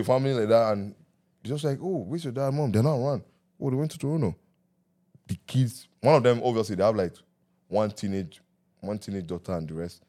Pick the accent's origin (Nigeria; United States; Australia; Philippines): Nigeria; growing up in Nigeria